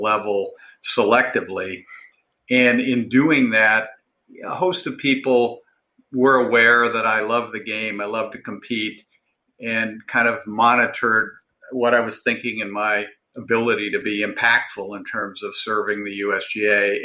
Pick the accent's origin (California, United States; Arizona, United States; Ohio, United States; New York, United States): Ohio, United States; Cleveland; moved away; I'm originally from Cleveland